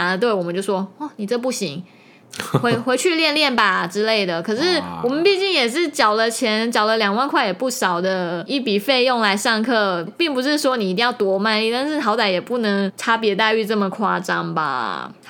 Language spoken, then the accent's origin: Chinese; Taiwan; 我们台湾像台湾国语或者是一些台语的